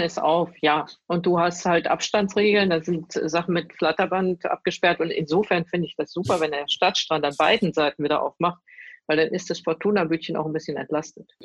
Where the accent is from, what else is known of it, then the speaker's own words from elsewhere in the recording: Duisburg, North Rhine-Westphalia, Germany; Also ich bin in Rheinhausen ja geboren, nicht in, ja. in Duisburg